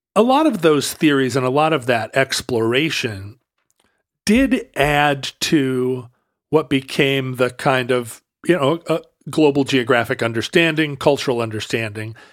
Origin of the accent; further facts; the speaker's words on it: Alaska, United States; moved away; also born or lived in Seattle; I grew up in Alaska